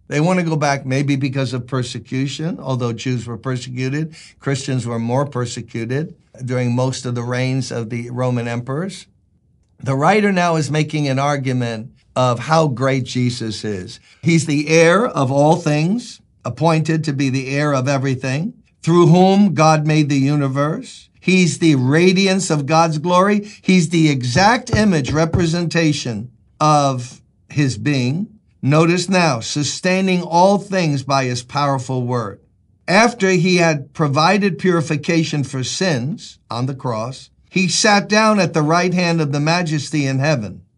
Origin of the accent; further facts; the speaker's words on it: New York City, New York, United States; It's where I was born and raised. I born and raised in Brooklyn